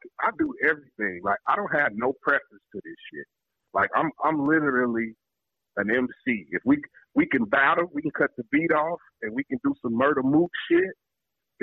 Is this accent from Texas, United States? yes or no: no; St. Louis, Missouri, United States; most folks didn't even think I was from St. Louis